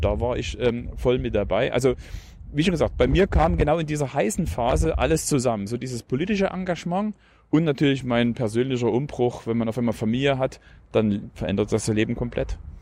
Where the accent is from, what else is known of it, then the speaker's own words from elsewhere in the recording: Plauen, Saxony, Germany; Ich bin in Plauen im Vogtland geboren.